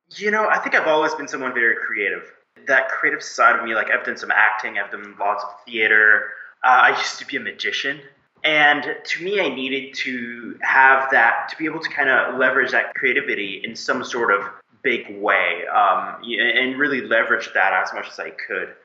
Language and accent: English; Moncton, New Brunswick, Canada; moved away as an adult; now in Montreal, Canada; I was born and lived most of my life in uh, Moncton, New Brunswick, way on the East Coast. Grew up among lobsters and seafood.